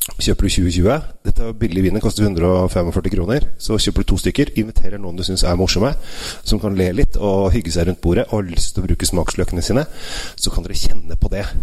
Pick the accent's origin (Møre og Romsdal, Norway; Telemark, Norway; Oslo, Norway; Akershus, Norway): Akershus, Norway; Asker; mine foreldre og jeg er oppvokst i nabogata Valsbakken